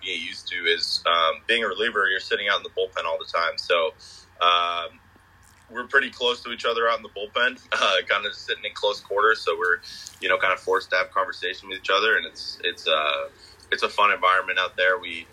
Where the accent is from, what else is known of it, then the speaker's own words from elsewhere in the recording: Bangor, Maine, United States; I'm a local kid. I grew up in the Bangor, Maine area